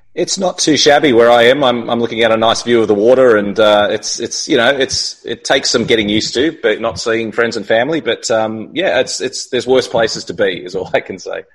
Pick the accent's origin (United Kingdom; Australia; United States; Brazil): Australia; the way we see ourselves as Australians